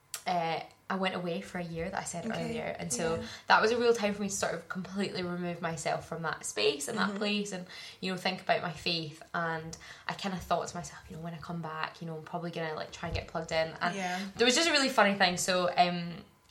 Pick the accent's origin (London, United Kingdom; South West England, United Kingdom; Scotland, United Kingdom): Scotland, United Kingdom; Glasgow; moved away; So I grew up in Glasgow, in the South Side, in a Christian family.